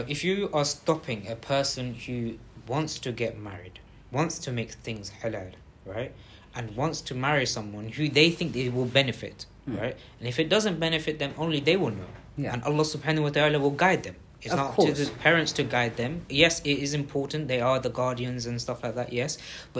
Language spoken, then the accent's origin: English; Bangladesh; We won't say, oh, this guy is from South Africa and I'm from Bangladesh, so I should stand next to a Bangladeshi guy instead of us.